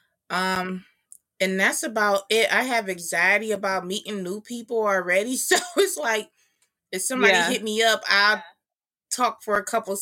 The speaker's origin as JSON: {"language": "English", "town": "Detroit", "region": "Michigan", "country": "United States", "said": "I am from the lovely city of Detroit, Michigan."}